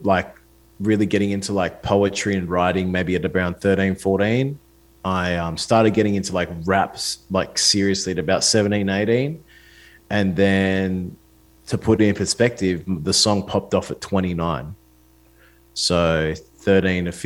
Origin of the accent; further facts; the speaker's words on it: Australia; I'm an Australian artist